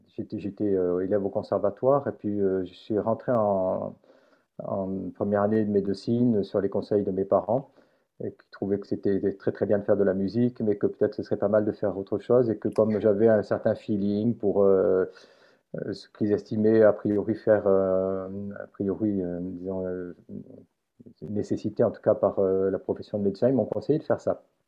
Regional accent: Montpellier, Occitania, France; also born or lived in Carpentras, France / Marseille, France; je suis né à Carpentras, dans le département de Vaucluse, j'ai vécu toute ma vie à Montpellier

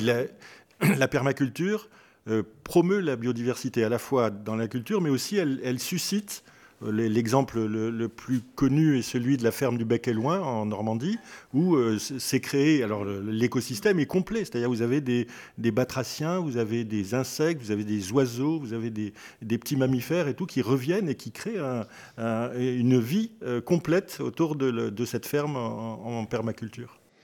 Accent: Algeria; now in France; je suis né en Algérie, fils de pieds noirs, etc., pieds noirs moi-même

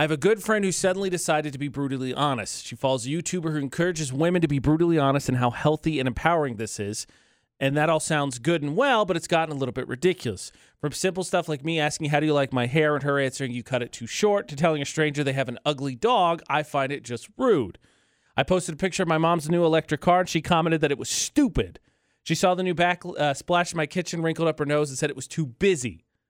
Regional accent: northern Indiana, United States; moved away; my family is from northern Indiana

